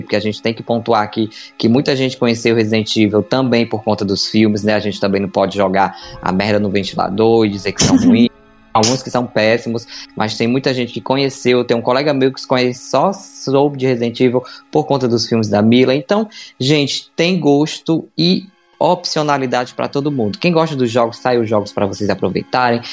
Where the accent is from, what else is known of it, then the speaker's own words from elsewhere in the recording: Mexico; Portuguese is a second language; moved away as an adult; now in Brazil; no meu país de origem, né, do México, eu sou mexicano, mas eu vim pro Brasil há, há, uns 12 anos, mais ou menos